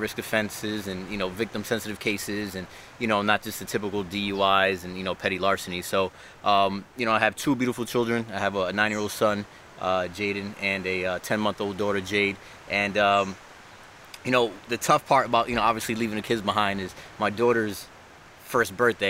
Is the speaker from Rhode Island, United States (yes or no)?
yes; Providence, Rhode Island, United States; also born or lived in Bronx / Dominican Republic / Orlando; now in Hartford, United States; I lived in Dominican Republic, moved back to the Bronx, raised in Providence, Rhode Island, moved to Orlando, and then I'm in Hartford, Connecticut now.